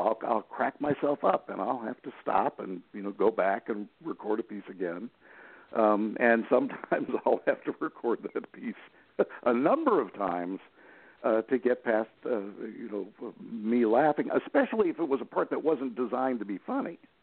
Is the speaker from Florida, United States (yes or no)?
yes; Gulf Coast, Florida, United States; I'm in uh, Gulf Coast, Florida